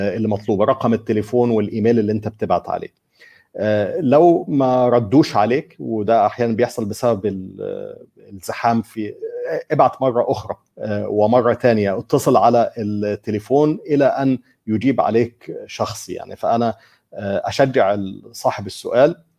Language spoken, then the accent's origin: Arabic; Egypt; انا مثلا كمصري